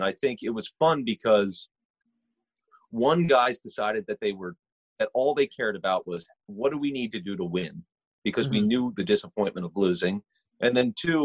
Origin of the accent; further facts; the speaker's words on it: Jarrettsville, Maryland, United States; I was from Harford County, a town called Jarrettsville.